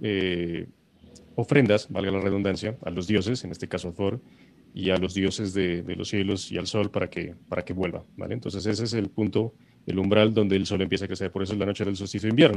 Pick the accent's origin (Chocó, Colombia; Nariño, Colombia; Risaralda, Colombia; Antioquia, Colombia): Nariño, Colombia; Pasto; now in Bogotá, Colombia; yo los estoy saludando desde mi tierra natal. Listo, estoy trasladado un mesecito a Pasto